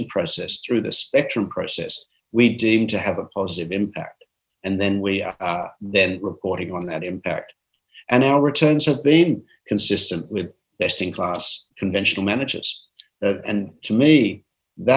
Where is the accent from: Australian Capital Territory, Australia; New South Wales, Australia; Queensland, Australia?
New South Wales, Australia; Armidale; I'm from Armidale, New South Wales.